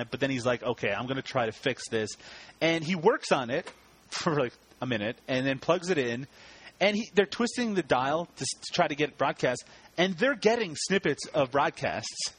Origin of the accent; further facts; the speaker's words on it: Canada; I'm Canadian